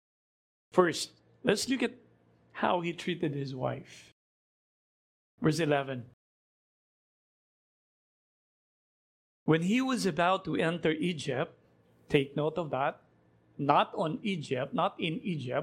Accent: Philippines; as a Filipino

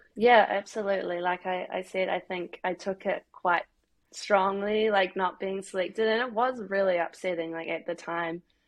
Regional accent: New Zealand; moved away as an adult; now in Glasgow, United Kingdom; I'm from New Zealand

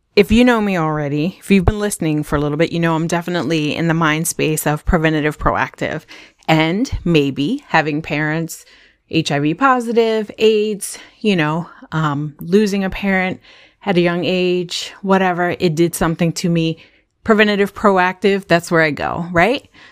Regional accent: Howard County, Maryland, United States; also born or lived in Brooklyn, New York; we came from New York, from Brooklyn, New York, to Howard County, Maryland

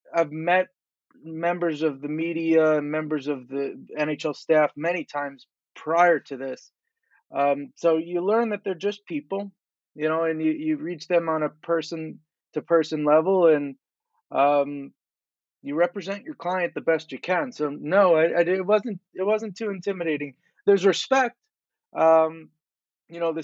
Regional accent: Long Island, New York, United States; I'm from Long Island

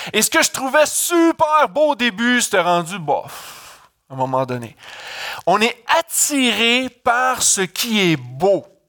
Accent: Canada; je viens du Canada

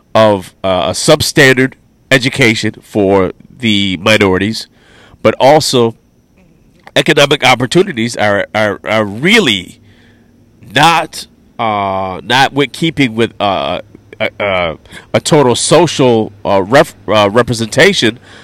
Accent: New York, United States; I'm from New York State

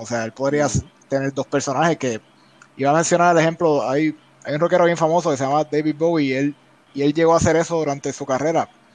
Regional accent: Puerto Rico; now in United States; desde la posición de la perspectiva de puertorriqueños y cuando uno está acá en Estados Unidos, que nosotros somos más inmigrantes sin ser inmigrantes

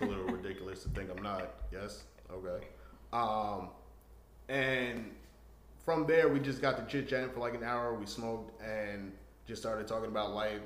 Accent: New York, United States; I'm from New York.

